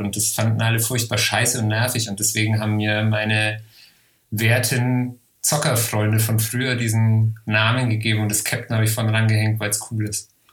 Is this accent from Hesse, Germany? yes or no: no; Helmbrechts, Bavaria, Germany; bei uns in Helmbrechts in der Bücherei